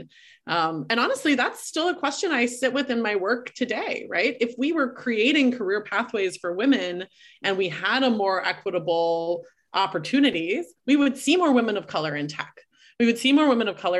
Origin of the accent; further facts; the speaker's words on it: Texas, United States; moved away; I'm from Texas originally, and I attended a co-ed high school